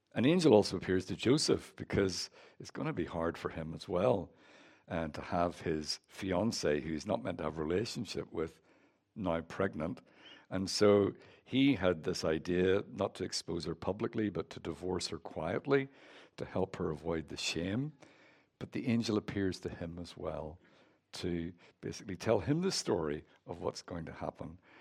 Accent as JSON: {"language": "English", "region": "Northern Ireland", "country": "United Kingdom", "moved": "yes", "said": "As you can tell from my accent, I'm from Northern Ireland."}